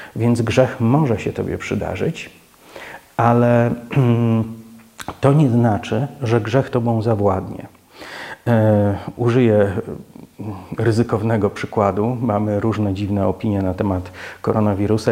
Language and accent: Polish; Poland